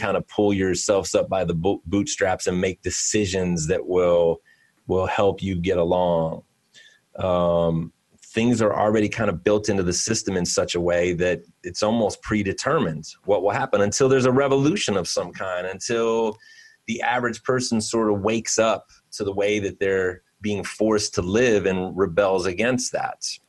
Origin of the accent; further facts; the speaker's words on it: Cleveland, Ohio, United States; I am from Cleveland. Um, and very much a city boy myself